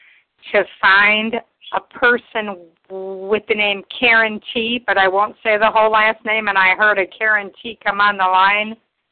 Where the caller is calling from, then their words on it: Ohio, United States; My first initial is J, and I'm from Ohio.